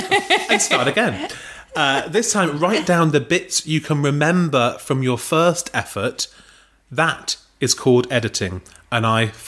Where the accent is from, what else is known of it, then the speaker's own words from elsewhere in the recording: Ireland; But him being Welsh and me Irish